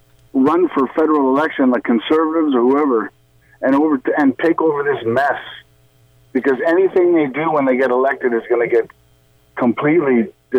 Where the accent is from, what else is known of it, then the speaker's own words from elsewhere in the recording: Oakville, Ontario, Canada; I grew up in Oakville.